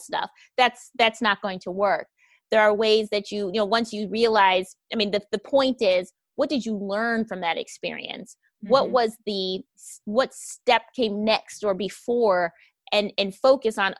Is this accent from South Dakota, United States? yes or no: no; Wisconsin, United States; I grew up in Wisconsin, which I like to refer to as Caucasia